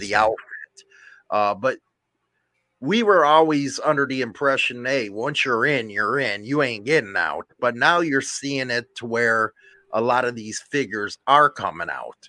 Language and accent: English; Chicago, Illinois, United States; where I grew up in Chicago